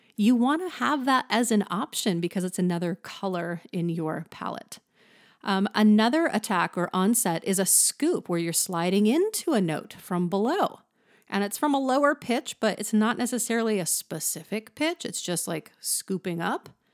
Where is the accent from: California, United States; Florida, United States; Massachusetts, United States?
California, United States; the Valley; accent: Valley; I am from the valley, so you might hear that in my voice